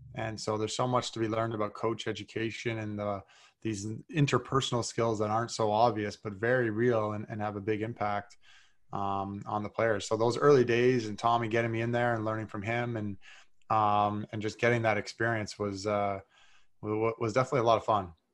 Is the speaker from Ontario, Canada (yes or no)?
yes; North Bay, Ontario, Canada; also born or lived in Toronto; I grew up in Northbay, Ontario, like three hours north of Toronto